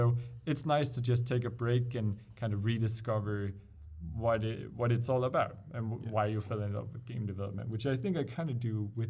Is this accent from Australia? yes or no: no; Denmark; we're from Denmark, Danish